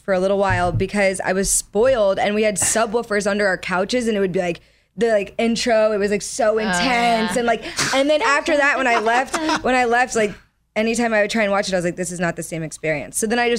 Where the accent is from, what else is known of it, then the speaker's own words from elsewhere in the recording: Oviedo, Florida, United States; now in Los Angeles, United States; I'm from Oviedo. It's a really small town.